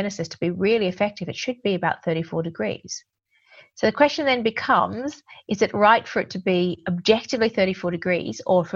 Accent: Australia; now in England, United Kingdom; I'm an Aussie

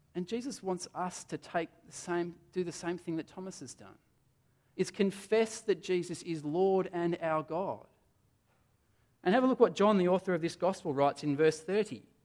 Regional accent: Adelaide, South Australia, Australia; moved away; I come from Adelaide

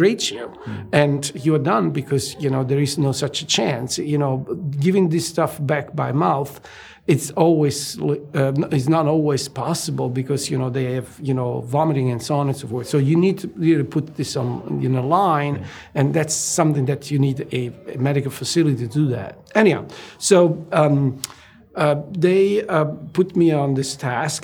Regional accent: Italy; moved away as an adult; I was born and raised in Italy, and I went to medical school at University of Naples

